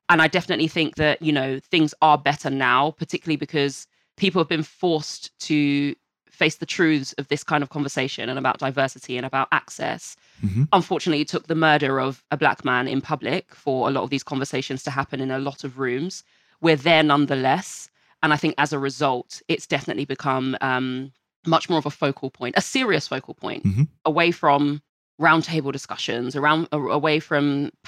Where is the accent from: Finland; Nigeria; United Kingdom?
United Kingdom; Hackney, London; born there; I'll start all the way from the beginning, where I was born in Hackney, Homerton Hospital, with 6 fingers on my left hand.